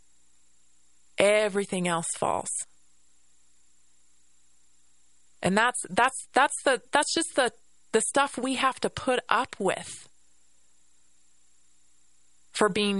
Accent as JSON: {"language": "English", "country": "United States"}